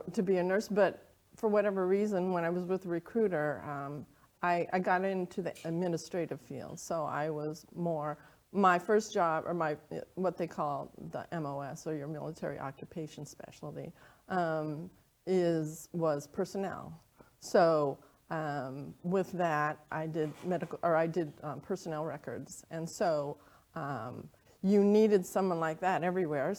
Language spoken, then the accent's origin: English; Arizona, United States; moved away as an adult; also born or lived in South Carolina / Germany; born and raised in Arizona